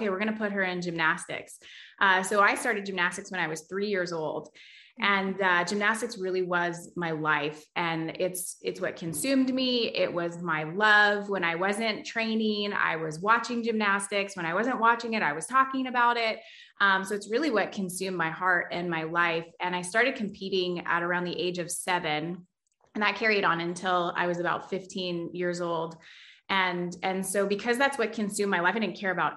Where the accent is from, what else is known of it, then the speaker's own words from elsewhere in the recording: Toronto, Ontario, Canada; I was born in Scarborough, Ontario, and actually my husband was born in Scarborough, Ontario as well